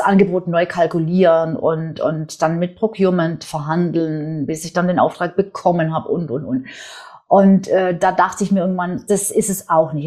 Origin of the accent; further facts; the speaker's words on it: Swabia, Germany; accent: Swabian; ich bin, wie man auch so ein bisschen hört, wer, wer sich auskennt, ich bin gebürtige Schwäbin, ich bin in einem schwäbischen Unternehmerhaushalt aufgewachsen